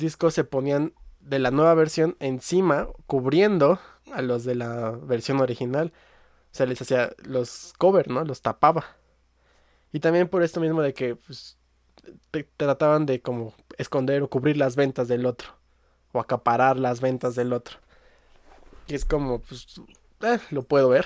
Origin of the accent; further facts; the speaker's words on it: Mexico; yo soy mexicano y aquí me tocó vivir